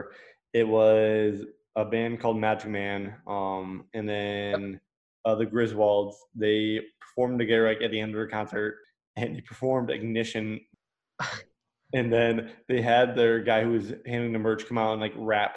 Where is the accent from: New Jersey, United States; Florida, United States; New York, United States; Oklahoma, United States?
Florida, United States; Ocala; I'm from Ocala